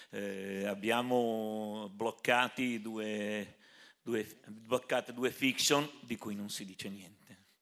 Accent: Genoa, Liguria, Italy; ci teniamo a dire siamo di Genova

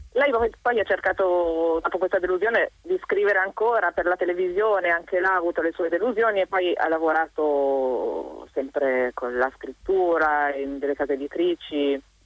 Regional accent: Bolzano, Trentino-Alto Adige, Italy; io per fortuna conosco un po' di tedesco perché vengo da Bolzano

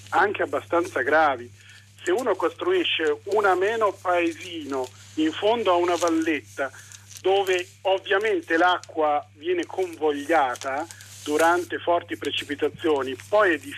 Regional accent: Cologne, North Rhine-Westphalia, Germany; born there; Che io sono nato a Colonia, quindi conosco

